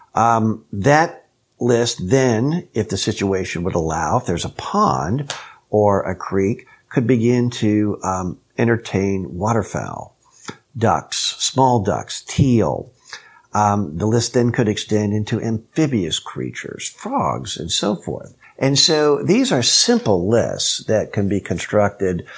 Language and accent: English; Kansas, United States; I was raised in Kansas